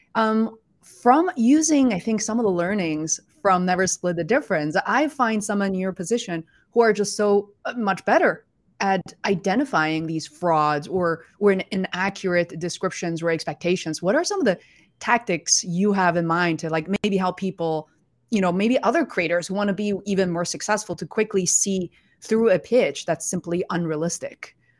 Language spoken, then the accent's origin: English; Beijing, China; moved away; I was born and raised in Beijing, China